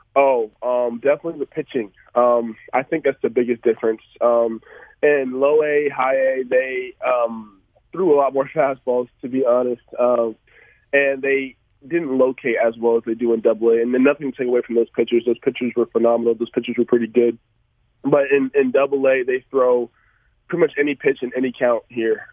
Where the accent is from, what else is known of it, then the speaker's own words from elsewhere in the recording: Atlanta, Georgia, United States; I come from Atlanta